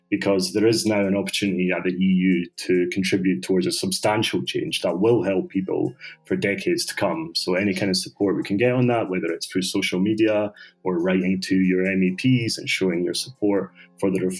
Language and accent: English; Bosnia & Herzegovina; I'm from Bosnia and we have our Nobel Prize winning book called Bridge on the Drina.